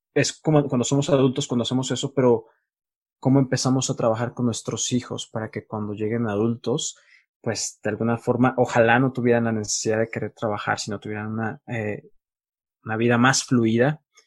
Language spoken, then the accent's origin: Spanish; Mexico; now in Colombia; yo que soy mexicano